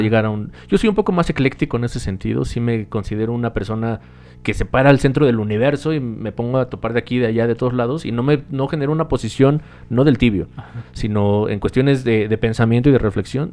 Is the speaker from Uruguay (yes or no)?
no; Mexico; para nosotros en México